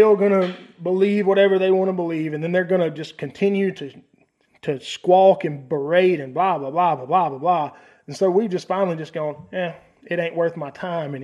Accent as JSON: {"language": "English", "area": "near Pearl", "region": "Mississippi", "country": "United States", "tie": "born or raised there", "said": "15 minutes from where I grew up in Pearl, Mississippi"}